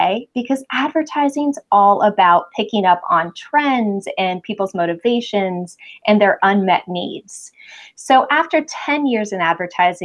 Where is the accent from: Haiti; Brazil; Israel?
Brazil; moved away as an adult; also born or lived in New York City, United States; now in California, United States; before that, I grew up in Brazil